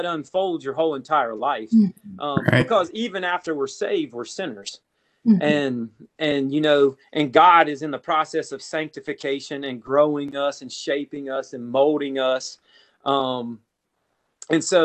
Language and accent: English; South Carolina, United States; I grew up in South Carolina.